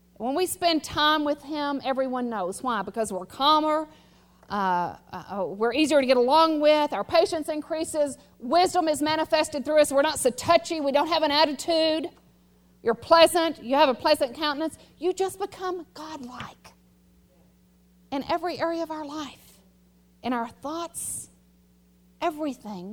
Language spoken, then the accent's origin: English; United States; I'm an American, I know one language